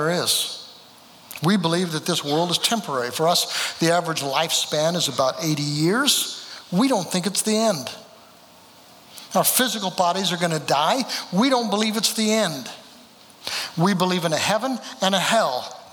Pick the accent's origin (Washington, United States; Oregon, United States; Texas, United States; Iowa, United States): Oregon, United States; moved away as an adult; also born or lived in California / Eugene, Oregon / Jenkins, Kentucky; now in Kentucky, United States; born in California, raised there in Oregon